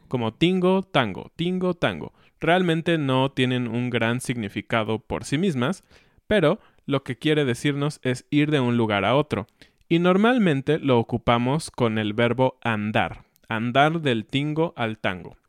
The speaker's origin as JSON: {"language": "Spanish", "country": "Mexico", "said": "Como hijos mexicanos. Porque todos los hijos mexicanos hemos escuchado a nuestros padres decirnos"}